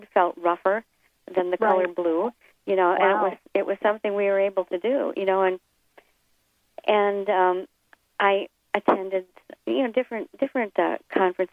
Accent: Elkhorn, Wisconsin, United States; my hometown of Elkhorn

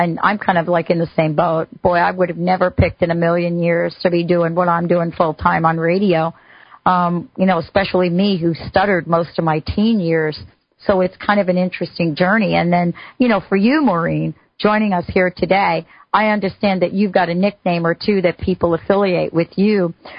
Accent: East Coast, United States; I grew up on the East Coast.

